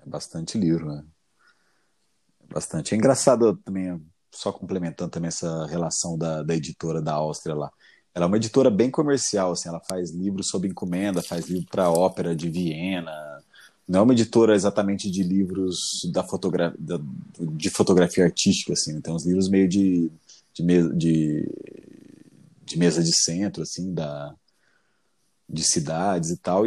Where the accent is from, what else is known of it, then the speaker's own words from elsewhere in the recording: Cássia, Brazil; moved away; also born or lived in São Paulo; Cássia, que é minha cidade natal, São Paulo